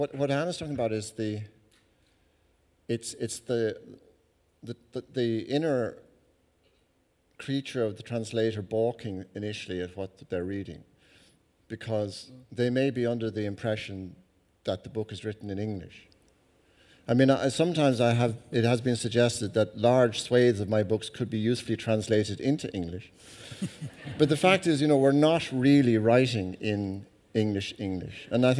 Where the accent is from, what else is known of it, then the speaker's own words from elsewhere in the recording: Ireland; as an Irish person